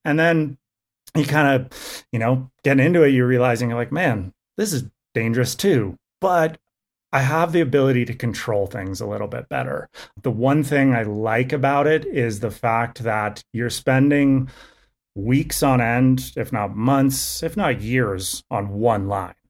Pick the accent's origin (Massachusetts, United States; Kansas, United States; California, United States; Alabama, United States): California, United States; I grew up in Tahoe